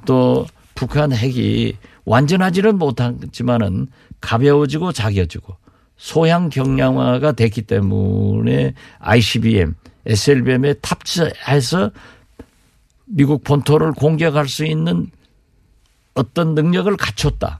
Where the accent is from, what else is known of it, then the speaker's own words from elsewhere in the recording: Jindo, South Jeolla, South Korea; 제 고향이 진도이고